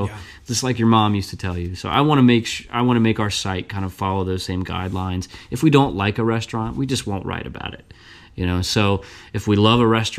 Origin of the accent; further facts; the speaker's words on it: Burlington, Kentucky, United States; I grew up in Northern Kentucky